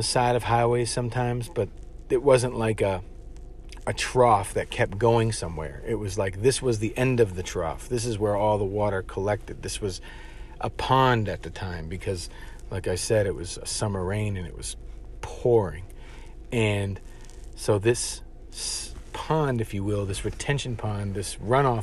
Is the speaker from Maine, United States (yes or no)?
no; Washington, D.C. area, Maryland, United States; moved away as an adult; also born or lived in Providence, Rhode Island; I'm not from Providence, Rhode Island. I'm from down south in Maryland, Washington, D.C. area